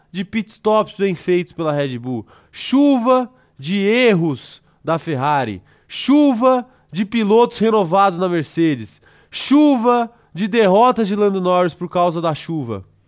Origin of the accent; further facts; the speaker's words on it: Salvador, Bahia, Brazil; eu nasci em Salvador, eu sou solteiro politano. Sim. Então tenho muito orgulho da Bahia